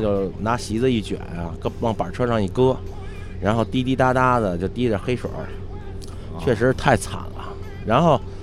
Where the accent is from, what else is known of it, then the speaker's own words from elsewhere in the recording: China; 我们是中国人